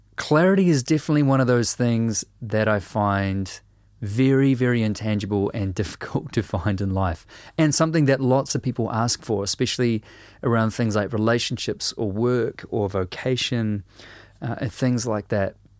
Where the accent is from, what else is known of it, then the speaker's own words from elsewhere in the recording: New Zealand; a writer and a musician from Aotearoa, New Zealand